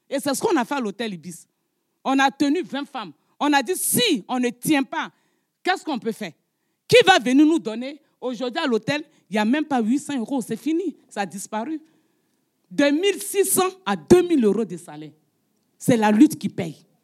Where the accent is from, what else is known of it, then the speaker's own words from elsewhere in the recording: France; Mais moi, je suis français.